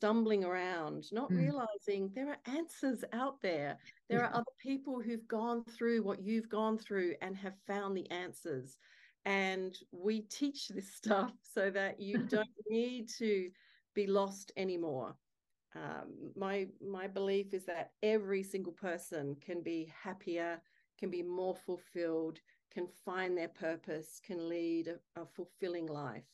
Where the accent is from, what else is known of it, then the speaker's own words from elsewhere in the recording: Adelaide, South Australia, Australia; moved away as an adult; now in Sydney, Australia; I live in gorgeous Sydney, Australia, and married to my beautiful soulmate husband, Kerry Furlong. And I am originally from Adelaide